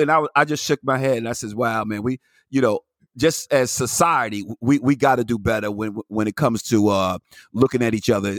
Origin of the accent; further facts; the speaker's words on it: New York, United States; we grew up in New York